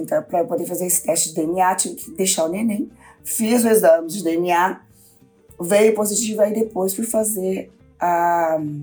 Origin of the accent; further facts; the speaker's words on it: interior of Rio Grande do Sul, Brazil; moved away; also born or lived in Minas Gerais; eu era gaúcho do interior